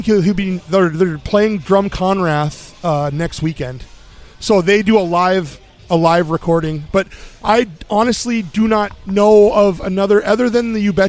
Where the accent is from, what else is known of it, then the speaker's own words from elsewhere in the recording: Minot, North Dakota, United States; now in Fargo, United States; I'm from Minot